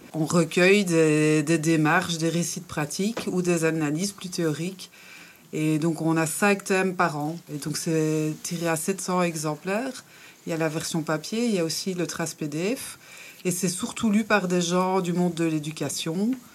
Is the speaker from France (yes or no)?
no; Belgium; now in Brussels, Belgium; maintenant, j'habite à Bruxelles, mais je suis née dans une cité à Frépon.